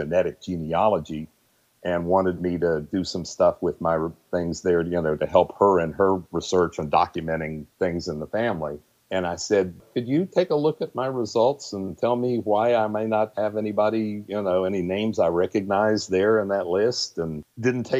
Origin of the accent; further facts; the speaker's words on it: Huntington, West Virginia, United States; also born or lived in Elkins, West Virginia; I grew up here in Huntington. I was born in Elkins, West Virginia